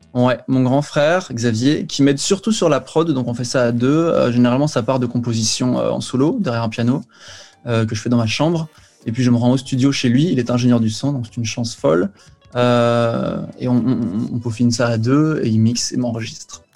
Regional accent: Belgium; je suis de Belgique

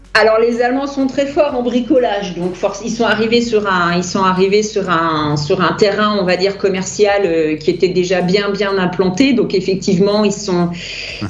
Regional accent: France; first language French; je suis française

